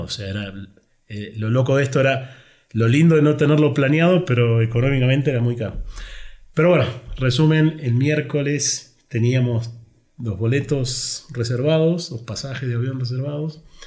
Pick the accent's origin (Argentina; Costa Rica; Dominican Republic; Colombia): Argentina; now in Mexico; nosotros los argentinos somos, ya te habrás dado cuenta que soy argentino